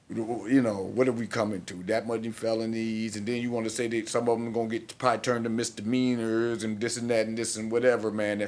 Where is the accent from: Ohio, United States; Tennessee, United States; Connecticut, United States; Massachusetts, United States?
Ohio, United States; Cleveland; born there; I was born in Cleveland.